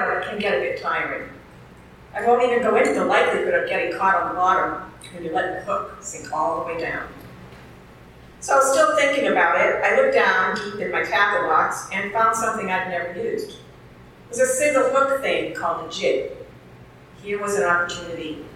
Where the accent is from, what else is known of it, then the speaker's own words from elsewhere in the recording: New Hampshire, United States; I've been fishing since I was a really young girl, growing up in New Hampshire